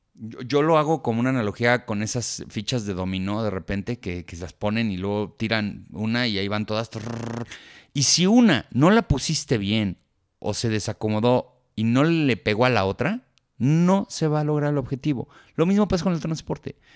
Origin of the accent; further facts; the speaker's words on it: Mexico; somos mexicanos